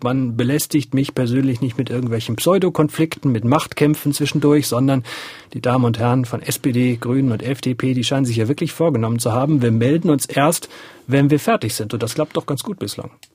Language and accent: German; North Rhine-Westphalia, Germany; aus meinem Heimatland Nordrhein-Westfalen